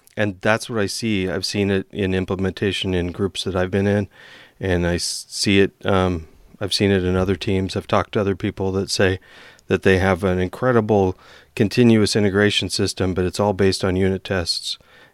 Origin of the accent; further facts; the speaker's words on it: Washington, United States; I grew up in Eastern Washington and would go around and people would say, oh, so it rains all the time there.